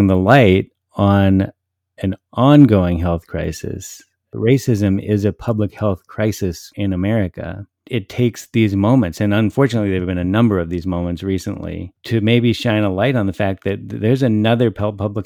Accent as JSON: {"language": "English", "town": "Minneapolis", "region": "Minnesota", "country": "United States", "tie": "born or raised there", "said": "Minneapolis, my hometown."}